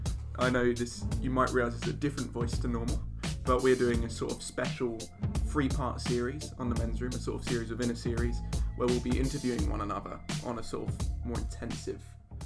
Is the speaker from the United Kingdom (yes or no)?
yes; Colchester, East of England, United Kingdom; I was born in Colchester Hospital as well.